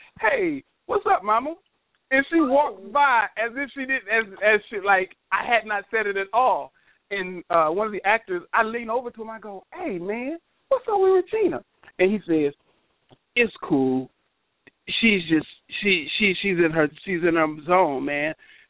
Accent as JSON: {"language": "English", "region": "the South", "country": "United States", "said": "I said, but I'm from the South, man. You know what I'm saying? That's how we embrace and show love to you know, our elders."}